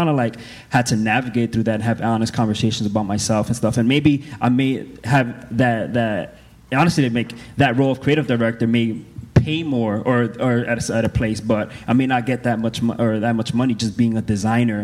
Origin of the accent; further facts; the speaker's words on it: New York City, New York, United States; moved away as an adult; I'm originally from New York City, and I've been away from home for, like, 6 years